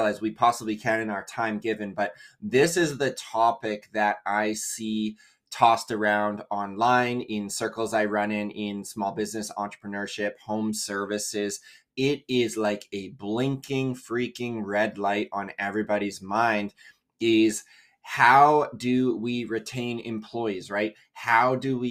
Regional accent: Canada; also born or lived in Vancouver, British Columbia; We're based just outside Vancouver, BC in Canada. What is up, my fellow Canadians? Love

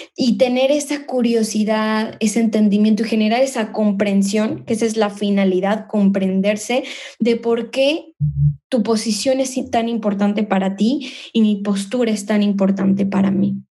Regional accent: Mexico; now in Spain; soy mexicana, soy inmigrante, vivo en España

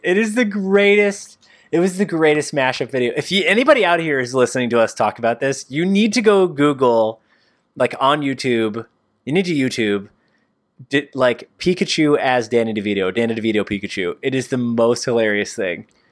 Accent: New York, United States; we're from New York

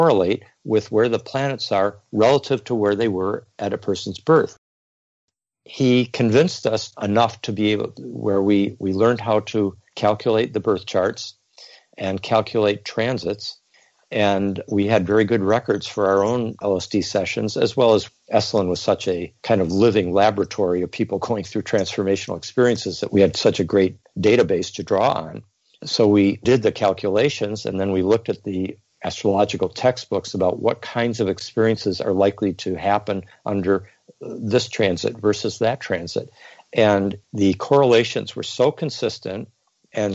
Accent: Geneva, Switzerland; I was born in Geneva, Switzerland

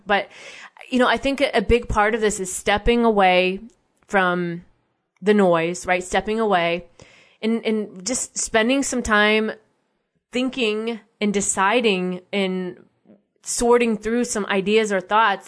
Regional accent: United States; as an American citizen

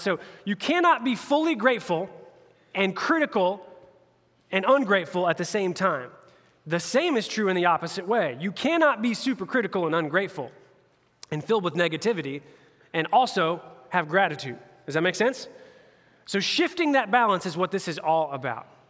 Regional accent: Indianapolis area, United States; I'm a Pacers fan. I'm a homeboy. like all my hometown teams

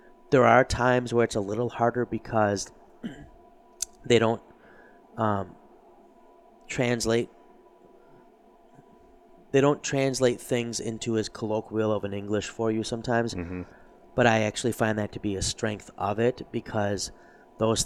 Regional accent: United States; as an American

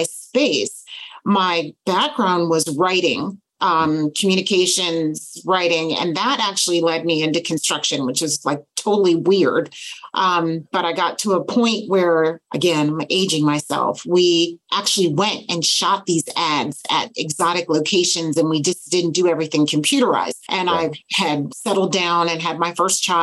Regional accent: Northeast, United States; moved away; I grew up in the Northeast.

